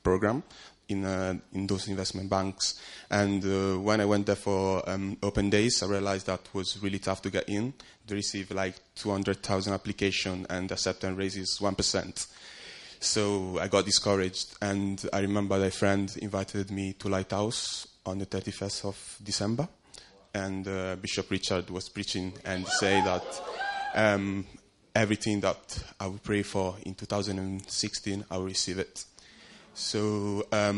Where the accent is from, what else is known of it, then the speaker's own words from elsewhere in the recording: Italy; moved away as an adult; now in London, United Kingdom; I grew up in Italy